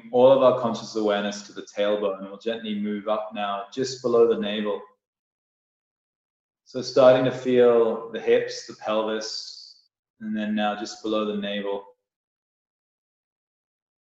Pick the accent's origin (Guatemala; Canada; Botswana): Canada; now in Bali, Indonesia; from Canada